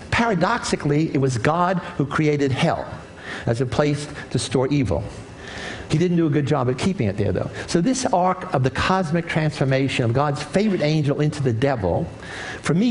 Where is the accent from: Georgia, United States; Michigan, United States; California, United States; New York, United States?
New York, United States; When I was a kid growing up in the South Bronx, inner city ghetto in New York, I was surrounded by evil